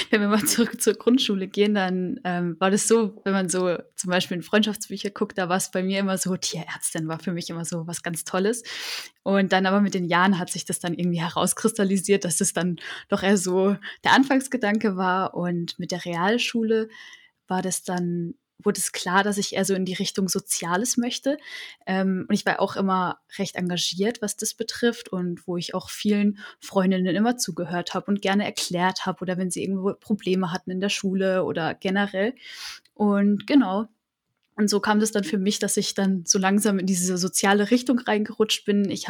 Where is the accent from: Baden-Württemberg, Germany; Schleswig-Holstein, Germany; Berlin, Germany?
Baden-Württemberg, Germany; Freiburg; ich komme aus Freiburg, und habe dort auch mein Abitur gemacht.